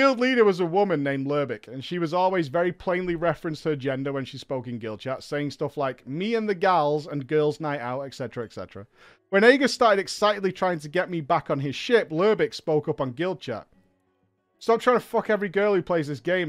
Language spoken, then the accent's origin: English; Manchester, North West England, United Kingdom; I'm from Manchester